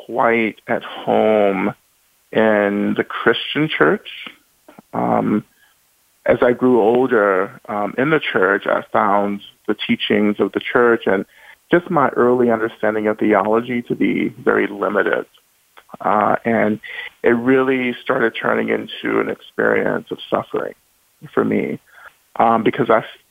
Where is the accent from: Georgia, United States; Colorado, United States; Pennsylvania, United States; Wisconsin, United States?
Georgia, United States; Rome; I was born in North Georgia, in Rome, Georgia